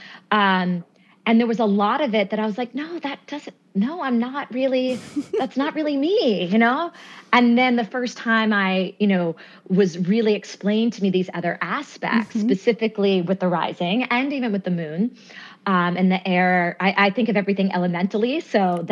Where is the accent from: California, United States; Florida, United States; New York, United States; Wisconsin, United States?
New York, United States; also born or lived in Winston-Salem, North Carolina; I was actually born in Brooklyn, New York